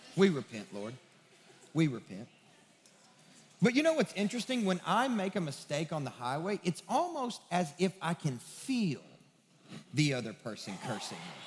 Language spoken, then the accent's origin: English; West Kentucky, United States; now in Nashville, United States; I'm from the sticks of West Kentucky